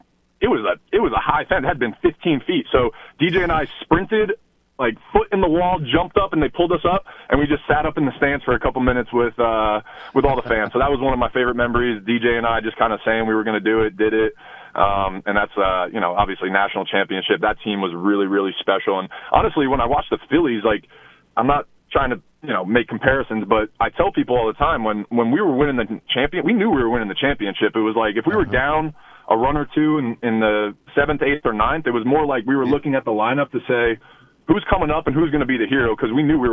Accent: New Jersey, United States; I grew up in Jersey

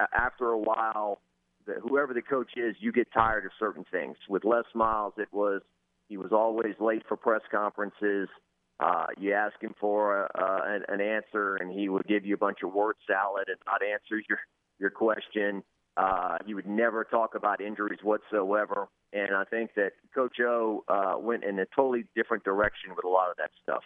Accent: Lafayette, Louisiana, United States; me growing up in Lafayette

